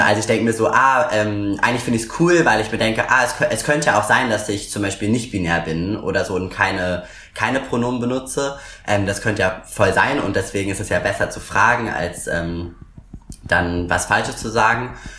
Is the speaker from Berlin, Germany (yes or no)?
yes; Berlin, Germany; komme aus Berlin und wohne auch immer noch in Berlin